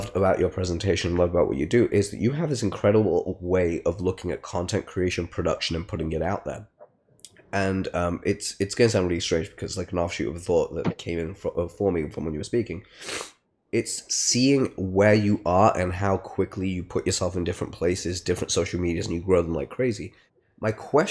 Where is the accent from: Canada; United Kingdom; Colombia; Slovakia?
United Kingdom; Leicester, East Midlands; I'm from Leicester, so it's, you know, for my American friends that are listening to this, it's a small town in the Midlands